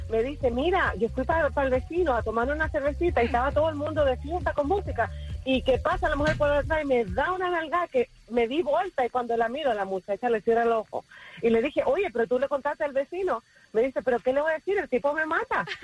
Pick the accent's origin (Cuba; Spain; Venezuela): Cuba; Mira, yo pienso que eso es cultural más que todo porque nosotros somos cubanos.